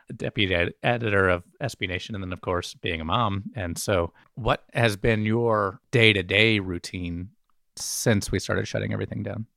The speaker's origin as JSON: {"language": "English", "town": "Birmingham", "region": "Alabama", "country": "United States", "tie": "born or raised there", "also_born_or_lived": "Memphis, Tennessee / Chicago / Washington, D.C. / San Francisco", "moved": "as an adult", "said": "I was born in Memphis, actually, and we moved to Birmingham when I was six. And so I've always claimed Alabama as my home"}